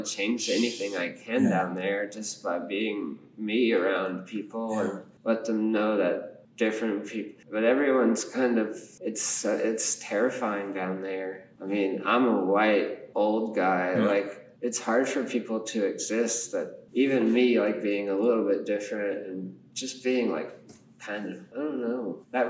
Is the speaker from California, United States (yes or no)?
yes; California, United States; also born or lived in Japan; I was born in Japan. Then we moved to California.